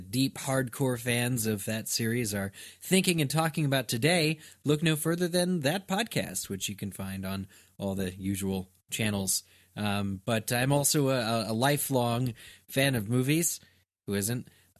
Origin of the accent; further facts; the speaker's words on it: Pennsylvania, United States; now in Chicago, United States; Okay, I come from Pennsylvania in the U.S. I have been living in Chicago for 10 years